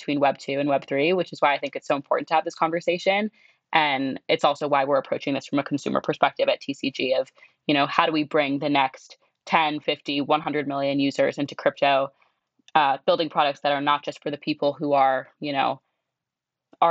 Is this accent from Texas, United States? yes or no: no; Southern California, United States; also born or lived in Connecticut; I'm from Southern California, but really was born and for like the first decade of my life grew up in Connecticut